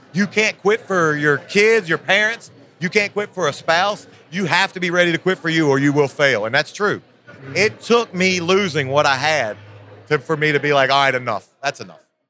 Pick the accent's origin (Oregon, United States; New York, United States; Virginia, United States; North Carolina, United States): Virginia, United States; I'm a country boy, man. I grew up in Virginia in a in a small town.